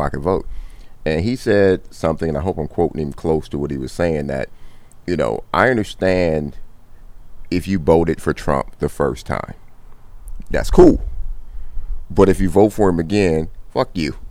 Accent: Compton, California, United States; I grew up in Compton

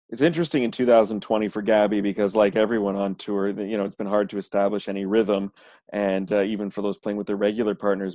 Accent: Canada; I'm Canadian

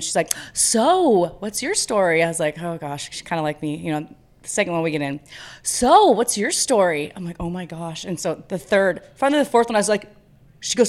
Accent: Spokane, Washington, United States; I'm from Spokane, Washington. So Pacific Northwest

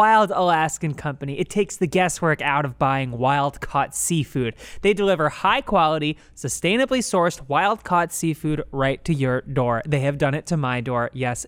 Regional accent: Newark, Delaware, United States; I come from Newark, Delaware.

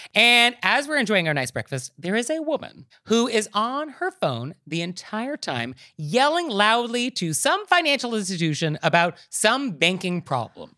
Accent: United States; I'm American

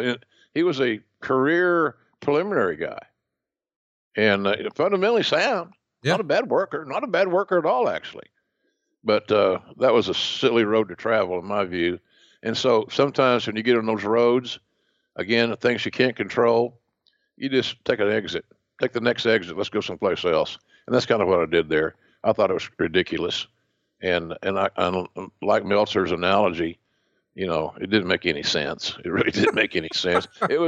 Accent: Southern United States, United States; accent: Southern; Because of my Bell's palsy, my Southern accent, being a chubby guy, et cetera, I didn't have the TV look

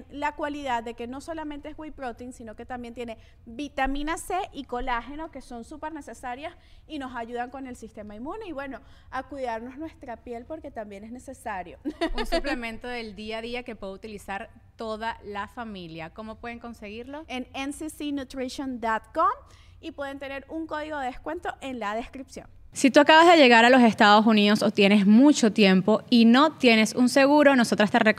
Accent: Venezuela; Claro, pero es que nosotros venimos de la cultura del Miss Venezuela.

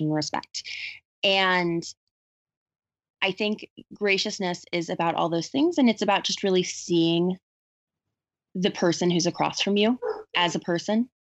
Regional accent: the South, United States; when I was growing up in the South

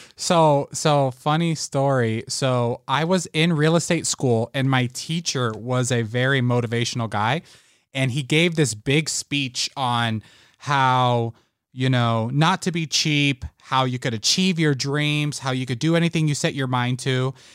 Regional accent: Las Vegas, Nevada, United States; also born or lived in Puerto Rico; I was born in Puerto Rico, um, moved to Las Vegas when I was six years old

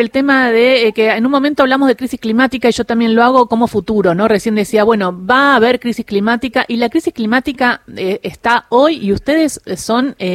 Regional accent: Patagonia, Argentina; born or raised there; also born or lived in Rosario, Santa Fe, Argentina

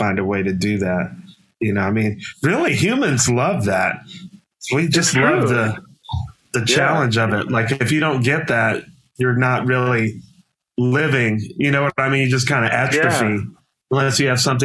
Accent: Washington, District of Columbia, United States; I came like that from Southeast Washington

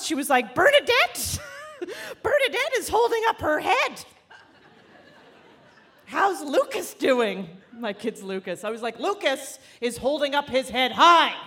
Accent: Canada; moved away as an adult; also born or lived in Toronto; now in United States; I'm originally actually from Canada.

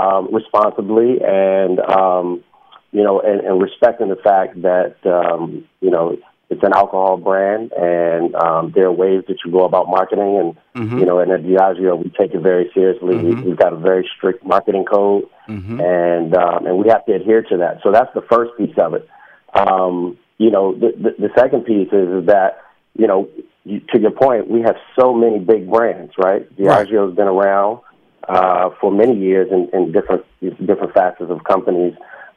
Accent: Washington, District of Columbia, United States; originally I'm from Washington, D.C. {S1} Mm-hmm. {S2} I grew up in Northeast D.C. In a place called Langston Terrace.

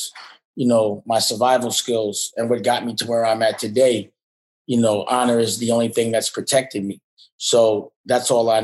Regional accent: New York City, New York, United States; I'm from New York, but you know, I claim Harlem like it's its own city within the city

